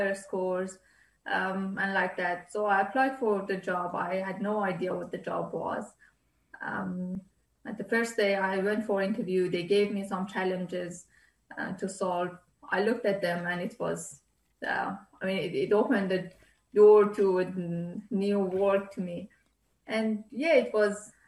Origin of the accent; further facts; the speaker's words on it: Iran; moved away; Iran, my home country